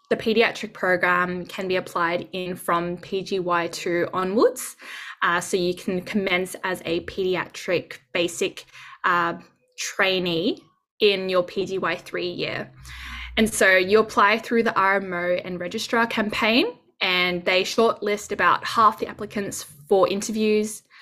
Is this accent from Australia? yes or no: yes; Sydney, New South Wales, Australia; moved away as an adult; also born or lived in Gold Coast; now in Brisbane, Australia; I was born and raised in Sydney, moved up to the Gold Coast in 2016, where I began medical school at Bond University, and I was there until 2020.